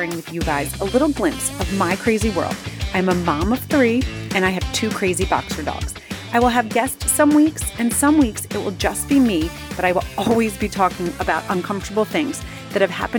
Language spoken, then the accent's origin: English; New Jersey, United States; moved away as an adult; also born or lived in Manhattan, New York / Connecticut; now in Long Island, United States; I grew up in Jersey, went to college in New Jersey